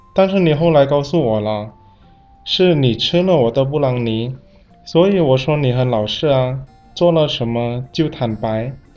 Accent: Indonesia; 我是来自印尼的

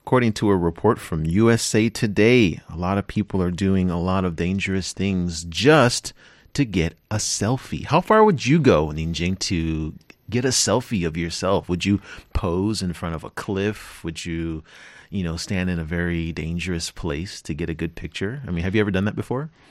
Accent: California, United States; I'm from California, and I'm, I live near a n, national park called Yosemite

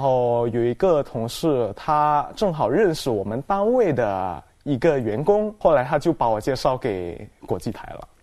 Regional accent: Medan, North Sumatra, Indonesia; first language Indonesian; Chinese is a second language; moved away as an adult; also born or lived in Jakarta; now in China; 在我老家那边，Medan， 就是叫做北苏门答腊大学

